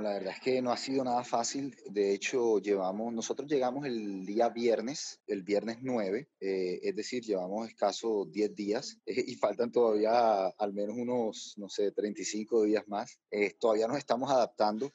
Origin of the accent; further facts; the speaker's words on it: Barranquilla, Atlántico, Colombia; also born or lived in Bogotá; yo soy barranquillero